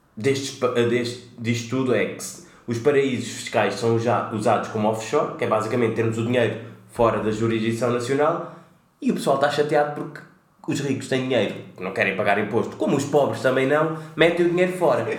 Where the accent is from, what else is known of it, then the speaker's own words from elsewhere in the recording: Cape Verde; como cabo-verdianos que somos